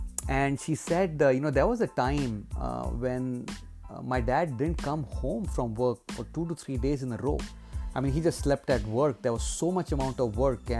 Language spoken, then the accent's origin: English; India; my days when I was growing up in India